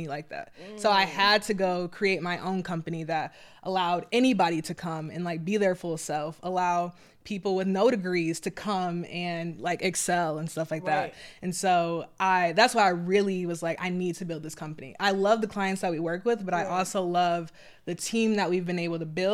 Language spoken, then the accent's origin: English; Detroit, Michigan, United States; I'm from Detroit